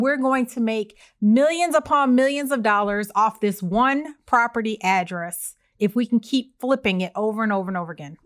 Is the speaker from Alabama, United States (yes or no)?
no; Evanston, Illinois, United States; moved away; Our, my hometown, the city is so small